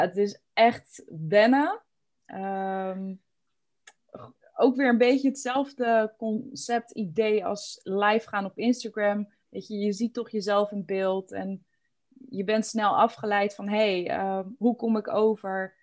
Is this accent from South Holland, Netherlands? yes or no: yes; Alphen aan den Rijn, South Holland, Netherlands; ik ben echt geboren en getogen in Al van der Rijn